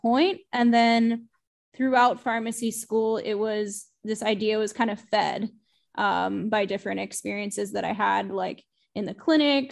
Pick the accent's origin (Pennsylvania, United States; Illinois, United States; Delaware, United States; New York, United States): Pennsylvania, United States; near Hershey, central; also born or lived in Pittsburgh, Pennsylvania; I'm originally from central Pennsylvania. I grew up near Hershey, Pennsylvania specifically